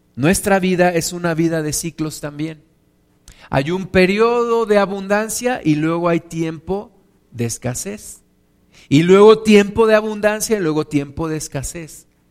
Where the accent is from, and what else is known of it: Mexico